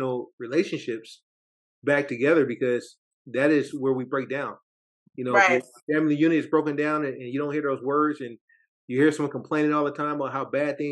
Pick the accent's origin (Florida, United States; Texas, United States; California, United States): California, United States; Oakland; I'm Oakland, California, born and raised.